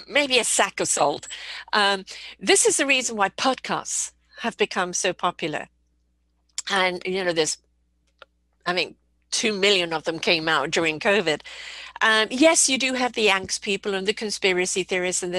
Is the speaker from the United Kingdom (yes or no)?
yes; England, United Kingdom; moved away; also born or lived in South Africa / United States; I was brought up in England, lived in South Africa, been here 42 years, but I've lived in the States as well.